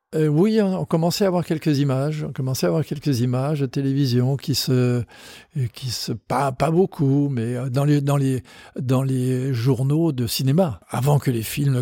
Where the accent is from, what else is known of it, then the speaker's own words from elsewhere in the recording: Strasbourg, Grand Est, France; Je suis originaire de Strasbourg